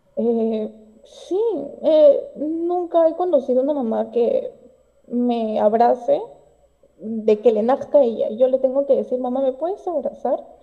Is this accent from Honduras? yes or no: no; Peru; yo soy de Perú